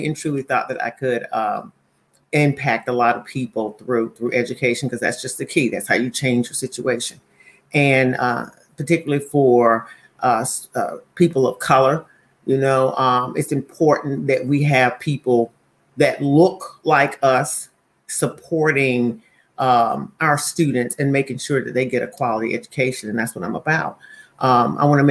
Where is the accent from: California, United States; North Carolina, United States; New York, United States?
North Carolina, United States; Monroe; moved away as an adult; also born or lived in Charlotte, North Carolina; now in Kennebunk, United States; I'm from Monroe, North Carolina